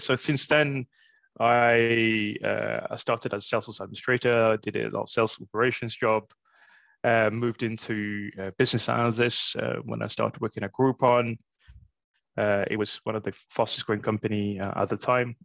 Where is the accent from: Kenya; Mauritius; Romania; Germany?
Mauritius; moved away as an adult; now in London, United Kingdom; I grew up in Mauritius, uh, so my first couple of jobs were in Mauritius